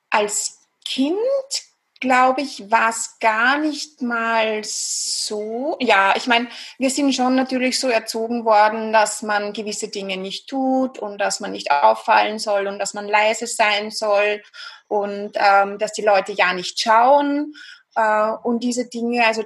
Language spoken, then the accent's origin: German; Vienna, Austria; accent: Viennese Austrian; wie du schon gesagt hast, ich komme aus Österreich, aus Wien. Ich glaube, man hört es auch ganz gut raus, ein bisschen an der Stimmfärbung, an der typisch österreichisch-wienerischen.